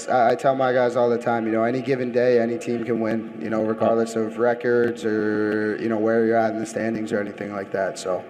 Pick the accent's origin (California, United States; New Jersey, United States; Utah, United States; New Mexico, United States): New Jersey, United States; moved away as an adult; now in San Diego, United States; South Jersey.